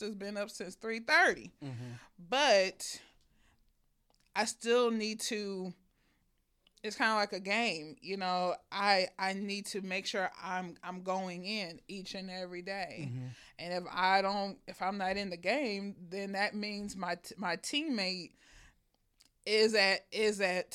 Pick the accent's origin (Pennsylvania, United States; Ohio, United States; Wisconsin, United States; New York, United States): Ohio, United States; Akron; I'm an 80s baby, and I'm from Akron, Ohio.